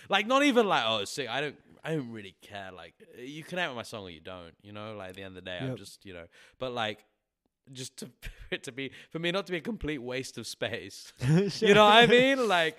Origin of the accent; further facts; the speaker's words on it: England, United Kingdom; now in Milwaukee, United States; Like, a lot of people, I'm English, why are you here? Because I'm trying to pursue music.